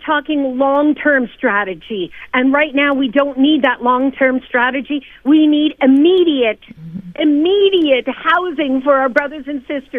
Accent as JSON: {"language": "English", "region": "Northwest Territories", "country": "Canada", "moved": "yes", "lives_now": "Edmonton, Canada", "said": "I'm from the Northwest Territories"}